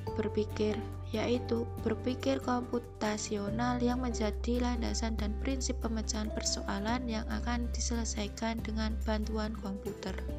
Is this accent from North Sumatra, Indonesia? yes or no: no; Klaten, Central Java, Indonesia; asal dari Klaten